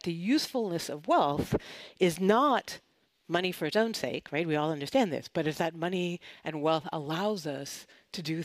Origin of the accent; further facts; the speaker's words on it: Canada; moved away; I'm originally from Canada